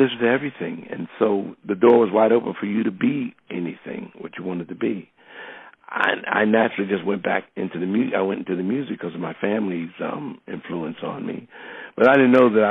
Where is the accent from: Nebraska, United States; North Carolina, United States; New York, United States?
New York, United States; New York City; growing up in New York